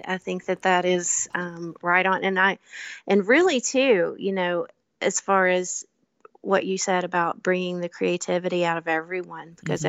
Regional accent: Kentucky, United States; I love growing up in Kentucky. I grew up on bluegrass. Everyone in my family played an instrument growing up.

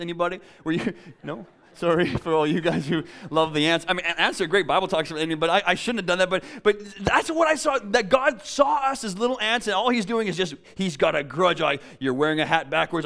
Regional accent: a town south of Winnipeg, Manitoba, Canada; now in Vancouver, Canada; I'm from Winnipeg. It's flat. It's boring. Actually, I'm from a town south of Winnipeg

